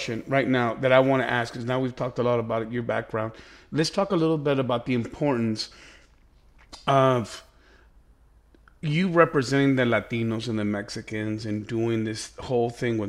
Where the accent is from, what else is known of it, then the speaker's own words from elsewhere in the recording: Argentina; Because you and I, we came from Argentina with Utilísima and all of that, and we're starting out